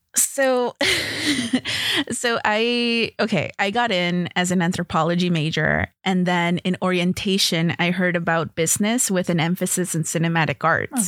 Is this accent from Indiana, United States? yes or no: no; Los Angeles, California, United States; I grew up in L